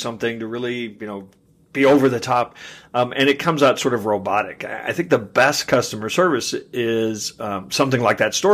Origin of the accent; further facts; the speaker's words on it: Kansas City, Missouri, United States; my hometown of Kansas City